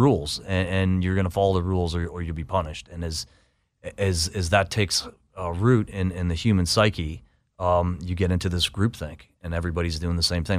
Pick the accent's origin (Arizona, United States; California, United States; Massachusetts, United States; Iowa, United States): Massachusetts, United States; Boston; I might not be welcome. I'm from Boston.